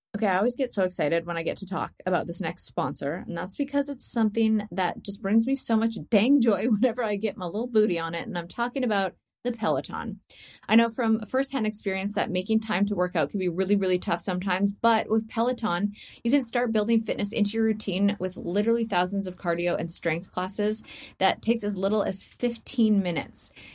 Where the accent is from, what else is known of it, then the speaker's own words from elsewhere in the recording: Canada; I'm Canadian